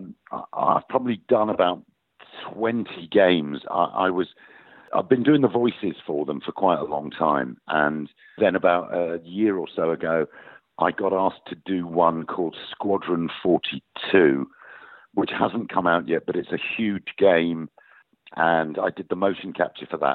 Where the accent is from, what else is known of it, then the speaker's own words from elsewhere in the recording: Yorkshire and the Humber, United Kingdom; accent: northern; I grew up in Yorkshire, and my father was from Yorkshire, so I have a natural northern accent